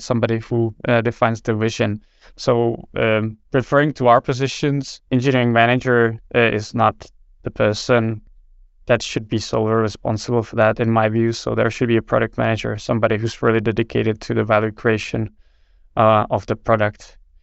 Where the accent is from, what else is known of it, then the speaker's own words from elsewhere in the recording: Czechia; moved away as an adult; now in Denmark; born and raised in Czech Republic, but I've, uh, worked most of, or basically vast majority of my professional life in, in Denmark